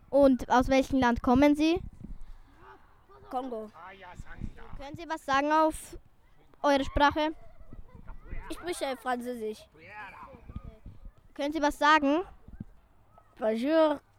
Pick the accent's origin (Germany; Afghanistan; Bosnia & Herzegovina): Bosnia & Herzegovina; moved away; ich komme auch aus Bosnien.